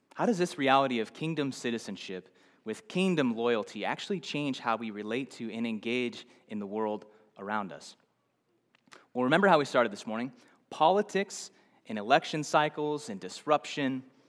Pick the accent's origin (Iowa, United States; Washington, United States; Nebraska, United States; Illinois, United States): Nebraska, United States; I'm from somewhere else. I'm from Nebraska